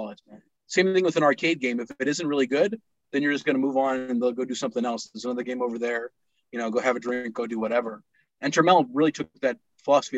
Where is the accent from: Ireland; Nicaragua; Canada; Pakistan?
Pakistan; also born or lived in Texas, United States; now in United States; I was growing up in Pakistan